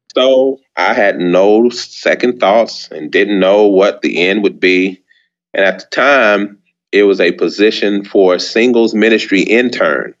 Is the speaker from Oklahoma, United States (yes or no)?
no; San Antonio, Texas, United States; also born or lived in Birmingham, Alabama; I was born in San Antonio, Texas. Mm-hmm. That's where I was reared